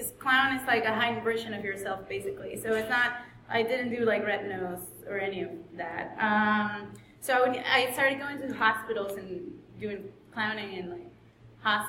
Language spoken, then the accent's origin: English; Caracas, Capital District, Venezuela; English is a second language; moved away; I grew up in Caracas. It's a big city. It has a lot of buildings and just mangoes and crime.